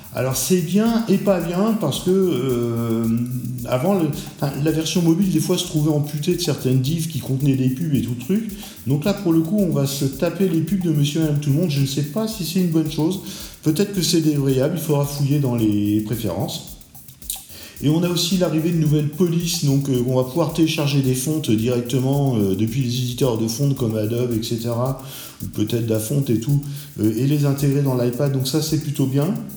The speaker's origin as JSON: {"language": "French", "country": "France", "said": "chez nous en France"}